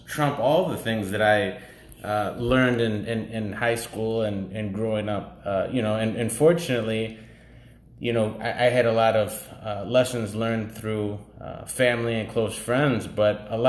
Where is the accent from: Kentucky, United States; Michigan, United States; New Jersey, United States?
Michigan, United States; Detroit; now in Los Angeles, United States; Originally born and raised in Detroit